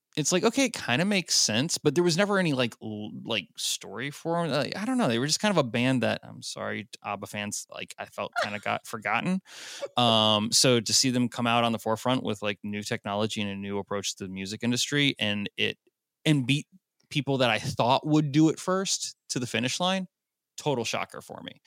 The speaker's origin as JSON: {"language": "English", "town": "Nashville", "region": "Tennessee", "country": "United States", "said": "I'm from Nashville"}